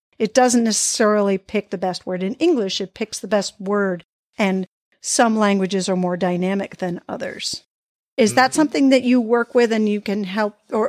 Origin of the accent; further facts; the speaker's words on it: United States; I'm obviously American born.